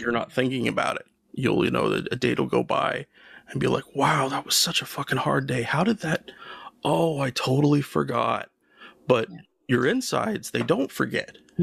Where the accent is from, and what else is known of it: United States